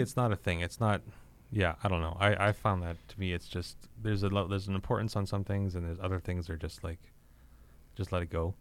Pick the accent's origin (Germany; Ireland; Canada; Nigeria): Canada; Regina, Saskatchewan; I grew up here in Regina